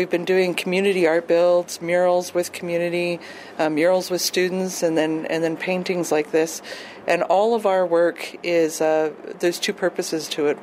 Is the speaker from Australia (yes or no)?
no; Lac Ste. Anne, Alberta, Canada; I'm Michif from Manitouzagigan, which is Lac St. Anne in Alberta.